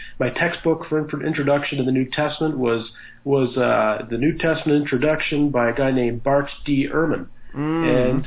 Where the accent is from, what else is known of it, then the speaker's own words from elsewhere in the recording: Halifax, Nova Scotia, Canada; I grew up in Halifax, Nova Scotia, Canada. That's where I currently live with my wife